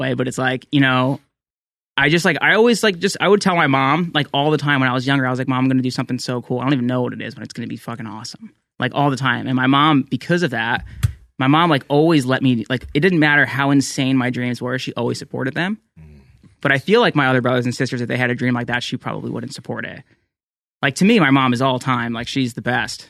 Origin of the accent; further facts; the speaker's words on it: New Jersey, United States; I grew up in New Jersey